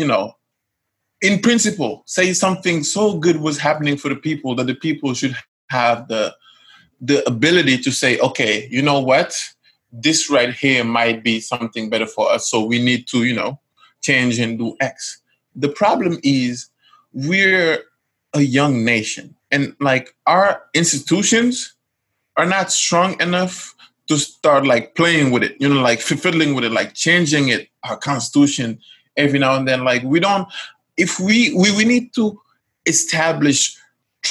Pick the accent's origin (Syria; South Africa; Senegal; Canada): Senegal; Casamance; I'm from Casamance